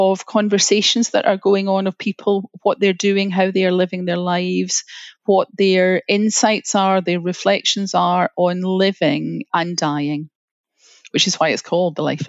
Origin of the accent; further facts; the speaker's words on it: Glasgow, Scotland, United Kingdom; accent: Scottish; moved away as an adult; as you can tell from the accent, I'm Scottish. I was born in Glasgow and lived in Glasgow until I was in my early 30s.